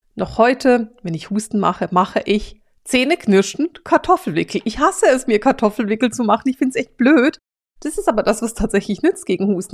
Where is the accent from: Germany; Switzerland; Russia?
Switzerland; ich bin Schweizerin